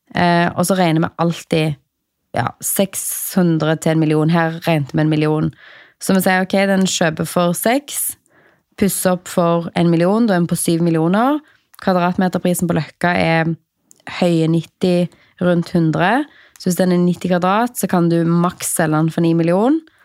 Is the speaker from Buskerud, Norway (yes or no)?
no; Stavanger, Rogaland, Norway; jeg er fra Stavanger